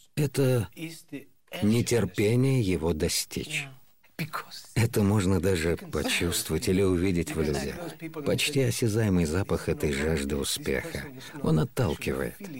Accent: Andalusia, Spain; я из Андалусии

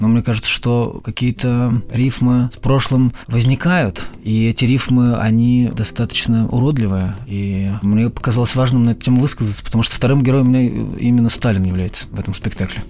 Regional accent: Omsk, Omsk Oblast, Russia; moved away; also born or lived in Saint Petersburg; я же из Омска сам

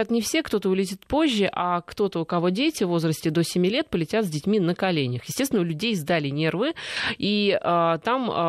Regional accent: Russia; они, ну то есть мы, российские

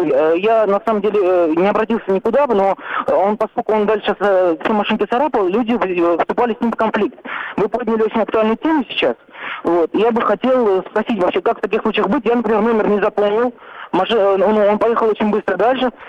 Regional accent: Moscow, Russia; Я из Москвы, я стоял в пробке на шоссе, вот, в сторону МКАДа.

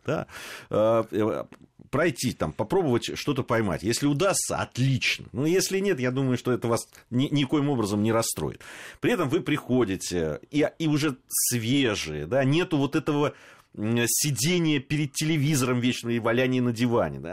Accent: Moscow, Russia; мы москвичи

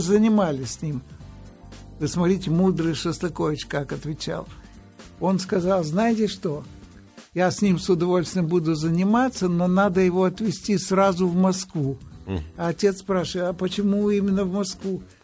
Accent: Odesa, Odesa Oblast, Ukraine; moved away; Родился я в Одессе

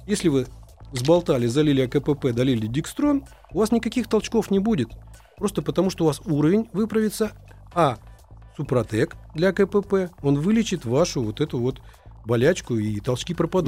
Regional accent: Moscow, Russia; мы, москвичи

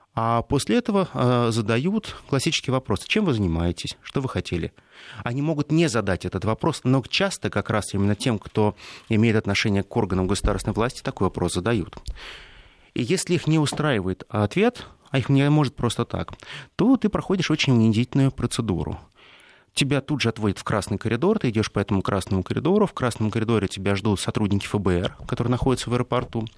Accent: Russia; я был единственный россиянин, который из всего рейса прилетел в Бостон

